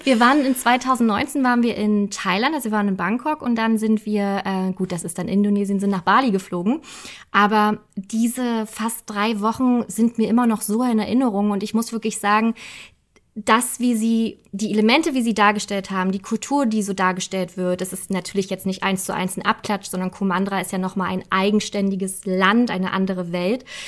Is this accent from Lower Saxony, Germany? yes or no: no; Berlin, Germany; wir sind gebürtige Berliner, deswegen kennen wir einfach unsere Stadt.